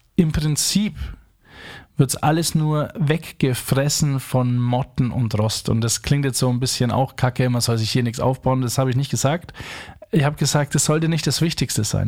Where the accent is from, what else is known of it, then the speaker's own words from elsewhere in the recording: Franconia, Bavaria, Germany; accent: Franconian; Erstens bin ich Franke in Neubrandenburg, da spricht ja keine Sau Fränkisch